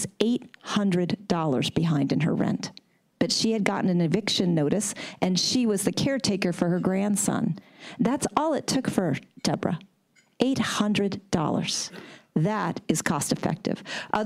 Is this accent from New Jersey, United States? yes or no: no; Oakland, California, United States; I'm from Oakland.